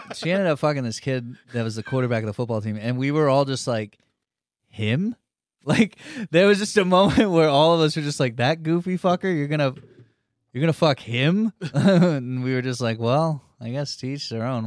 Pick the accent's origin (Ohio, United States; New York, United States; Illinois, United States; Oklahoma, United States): Oklahoma, United States; Cushing; I grew up in Cushing